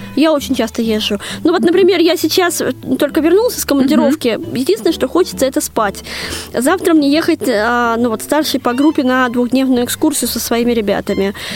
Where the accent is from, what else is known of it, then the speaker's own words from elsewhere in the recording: Moscow, Russia; когда-то в Москве в моем детстве